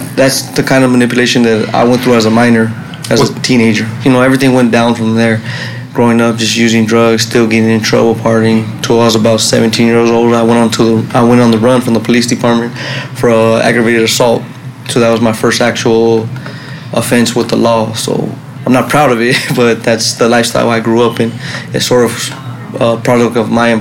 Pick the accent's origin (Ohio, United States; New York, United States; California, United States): California, United States; Los Angeles; also born or lived in Long Beach, California; was born in Long Beach Naval Base, but I grew up in East Los Angeles